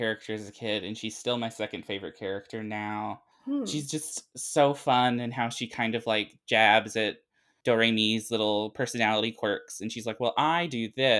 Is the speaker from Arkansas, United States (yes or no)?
yes; Arkansas, United States; also born or lived in Tennessee / North Carolina; I'm from Arkansas, but I've moved around a bunch, like Tennessee and North Carolina.